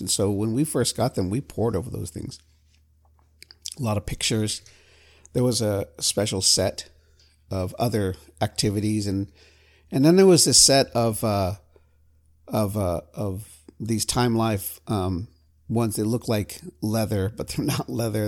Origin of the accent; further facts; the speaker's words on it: California, United States; I'm from California